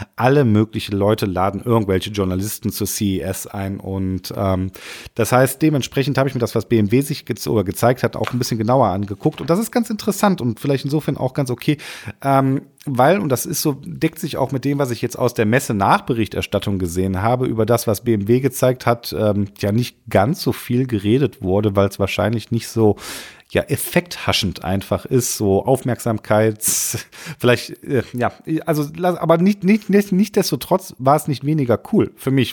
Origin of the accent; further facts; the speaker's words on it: Rhineland, Germany; bei uns im Rheinland